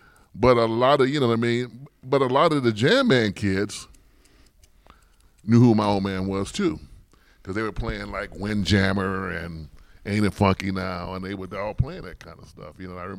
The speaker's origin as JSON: {"language": "English", "town": "St. Louis", "region": "Missouri", "country": "United States", "tie": "born there", "also_born_or_lived": "New York", "said": "Well, I was born in St. Louis."}